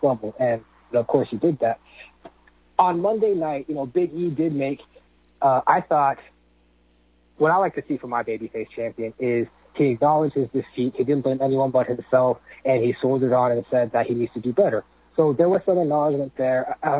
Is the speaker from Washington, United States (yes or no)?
yes; Seattle, Washington, United States; now in Florida, United States; I used to live in Washington and Seattle pretty much my whole life in Washington